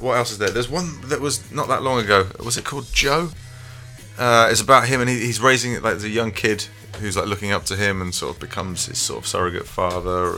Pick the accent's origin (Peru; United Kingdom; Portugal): United Kingdom; England; as British men and as, as particularly Englishmen, like especially growing up in the in the nineties